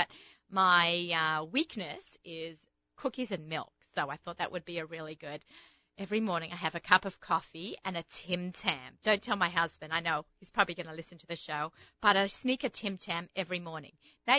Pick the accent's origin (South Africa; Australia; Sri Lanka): Australia; accent: Australian; also born or lived in Israel; You think my accent is mushed up? I think I just sound Australian, but some people say it. Starting to say I sound a little bit American